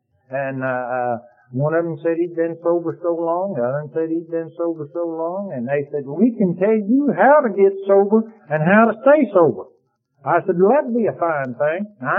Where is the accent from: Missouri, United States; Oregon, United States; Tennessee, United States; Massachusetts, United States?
Tennessee, United States; Athens; I said, I'm from Athens, Tennessee, if I'm from anywhere.